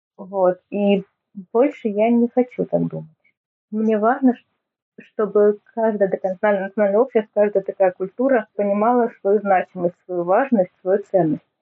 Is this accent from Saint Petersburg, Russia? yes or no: no; Neftekamsk, Bashkortostan, Russia; first language Tatar; Russian is a second language; now in Ufa, Russia; Живу я сейчас около Уфы, но вообще родом из Нефтекамска. Татарский – это мой родной язык